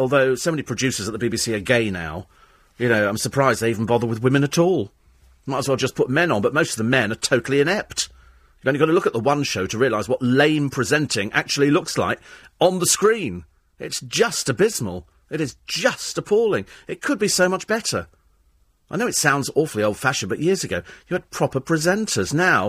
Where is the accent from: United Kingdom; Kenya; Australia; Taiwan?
United Kingdom; not because people have fallen out of love with fish and chips, because we're British, it's because there are so many other Harry Ramsden's.